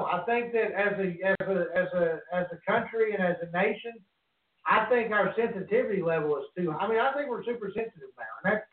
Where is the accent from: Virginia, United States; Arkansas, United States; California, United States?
Arkansas, United States; you and I are from Arkansas